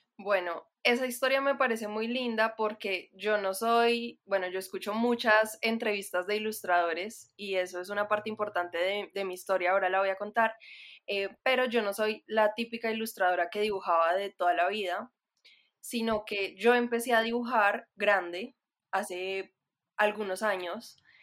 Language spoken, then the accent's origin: Spanish; Manizales, Caldas, Colombia; also born or lived in Bogotá, Colombia / Netherlands; soy ilustradora y diseñadora de Manizales, Colombia. Em, ahorita me encuentro en Manizales, pero también me siento un poco bogotana, aunque de pronto mi acento ya no suena para nada rolo, aunque antes sí